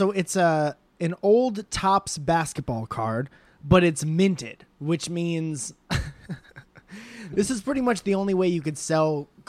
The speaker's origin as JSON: {"language": "English", "region": "Connecticut", "country": "United States", "said": "That's my home state."}